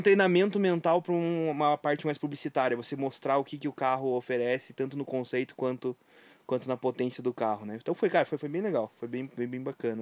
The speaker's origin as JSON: {"language": "Portuguese", "town": "Videira", "region": "Santa Catarina", "country": "Brazil", "moved": "yes", "lives_now": "Curitiba, Brazil", "said": "eu sou de Videira, mas estou aqui em Curitiba já faz tanto tempo"}